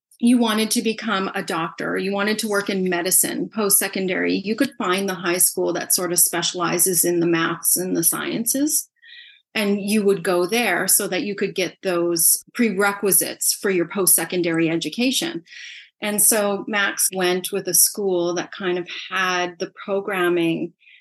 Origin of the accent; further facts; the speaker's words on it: Canada; also born or lived in Saskatoon, Saskatchewan; we're from Canada